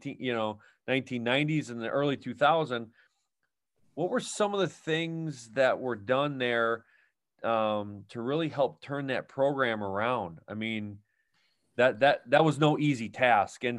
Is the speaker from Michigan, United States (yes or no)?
no; Wisconsin, United States; growing up in Wisconsin